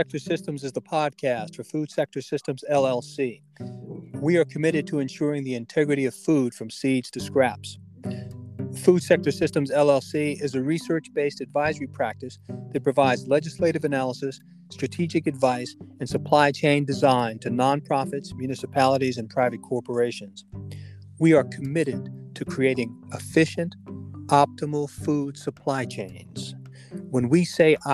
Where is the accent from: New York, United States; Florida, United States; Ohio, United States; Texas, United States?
New York, United States; New York City; I grew up in Brooklyn, New York